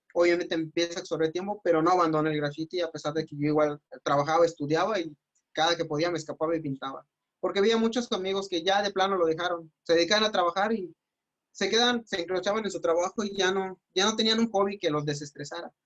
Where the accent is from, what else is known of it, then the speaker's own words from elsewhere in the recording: Mérida, Yucatán, Mexico; soy de Mérida